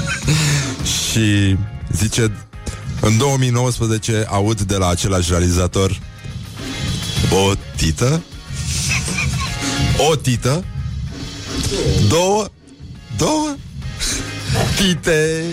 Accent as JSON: {"language": "Romanian", "town": "Brăila", "region": "Brăila County", "country": "Romania", "said": "mi-au zis că am accent maghiar"}